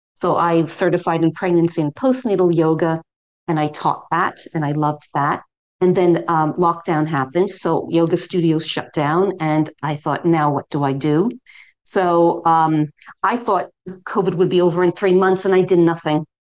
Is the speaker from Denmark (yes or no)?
no; New York City, New York, United States; moved away as an adult; now in London, United Kingdom; I'm originally from New York City, but I've lived in London, England now for over 30 years, and that that's my home.